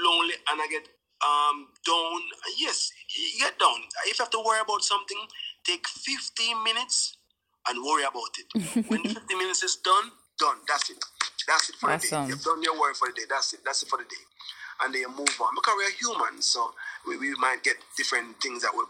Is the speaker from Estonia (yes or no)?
no; Jamaica; I went to St. George's College with both Stephen Marley and Ziggy Marley